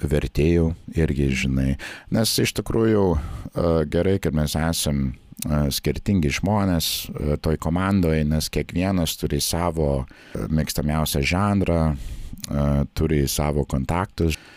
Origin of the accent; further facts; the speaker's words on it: Nebraska, United States; Lithuanian is a second language; moved away as an adult; also born or lived in Baltic states; now in Latvia; Šiaip aš esu kilęs iš Nebraskos valstijos.